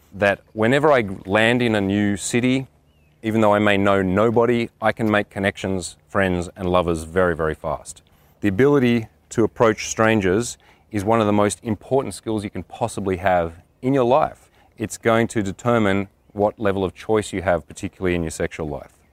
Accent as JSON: {"language": "English", "town": "Canberra", "region": "Australian Capital Territory", "country": "Australia", "tie": "born or raised there", "moved": "as an adult"}